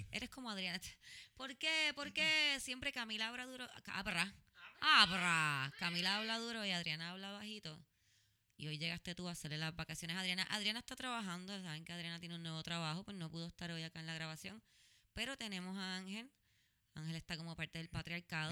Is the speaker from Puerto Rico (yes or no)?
yes; San Juan, Puerto Rico; Yo soy de San Juan